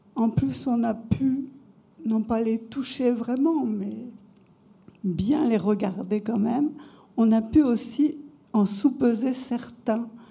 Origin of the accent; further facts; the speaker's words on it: Montluçon, Auvergne-Rhône-Alpes, France; je suis originaire de Montluçon